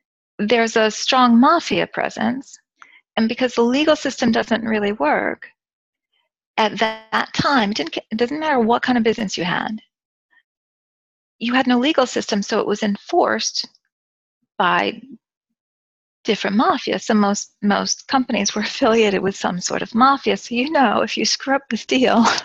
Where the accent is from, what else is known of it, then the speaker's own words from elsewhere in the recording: United States; moved away; I'm a foreign person, I'm American